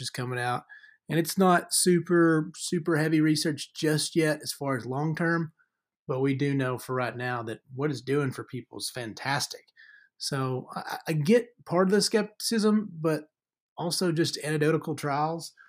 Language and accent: English; Deep South, United States; Growing up in the Deep South